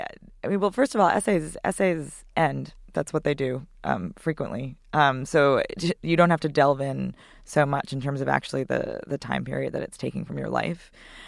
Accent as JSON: {"language": "English", "town": "White Plains", "region": "New York", "country": "United States", "tie": "born or raised there", "said": "White Plains."}